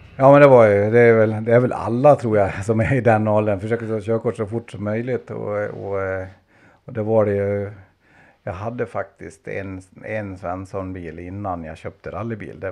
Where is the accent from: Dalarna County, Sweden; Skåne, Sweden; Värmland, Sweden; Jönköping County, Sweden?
Dalarna County, Sweden; Fredriksberg; also born or lived in Ludvika / Borlänge; jag är en dalmas som är uppvuxen faktiskt en bit utanför Ludvika, alltså en liten ort som heter Fredriksberg, även kallat Säfsen.